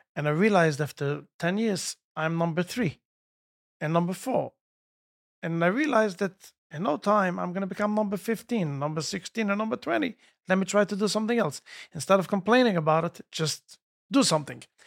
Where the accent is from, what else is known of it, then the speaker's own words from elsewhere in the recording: Jerusalem, Jerusalem District, Israel; moved away as an adult; now in United States; I grew up in Yerushalayim, near Kodesh. We lived in, uh, Meishonim.